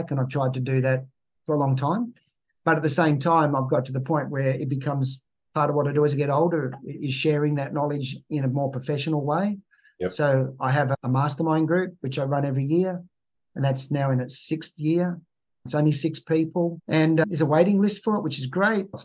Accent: Malaysia; born there; I grew up, I was born in Malaysia and I went to six different schools in the first seven years of school.

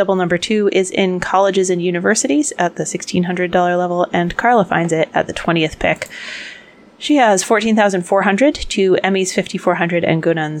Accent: Worcester, Massachusetts, United States; I had my hometown in here at the $1,000 level

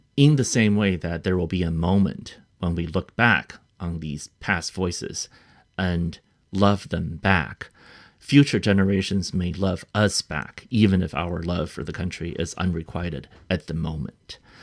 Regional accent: United States; an American author to represent our country

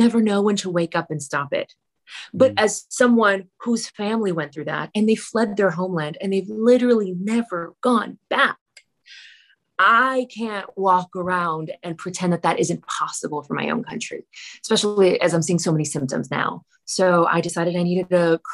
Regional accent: Miami, Florida, United States; now in Los Angeles, United States; a Cuban Lebanese first generation American, born and raised in Miami

